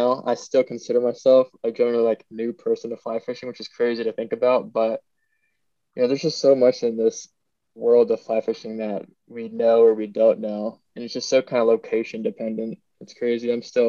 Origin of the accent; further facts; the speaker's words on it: Southern Virginia, United States; moved away as an adult; now in Anchorage, United States; So, I grew up in Virginia, Southern Virginia, kind of southwestern, about an hour south of Blacksburg. Grew up just playing in the woods.